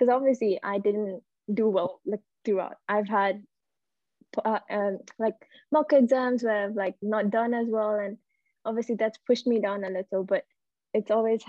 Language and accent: English; Malaysia; also born or lived in Singapore; So I'm Malaysian, and I've studied in Singapore, which is a neighboring country, all my life for the first 10 years of my life.